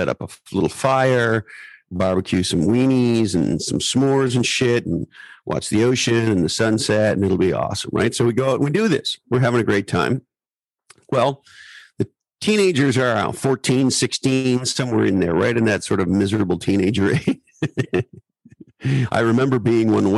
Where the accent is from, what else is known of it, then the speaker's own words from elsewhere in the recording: California, United States; I'm Californian